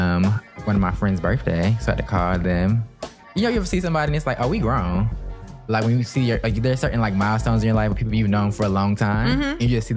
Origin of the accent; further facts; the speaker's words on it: the South, United States; now in Los Angeles, United States; I'm from the South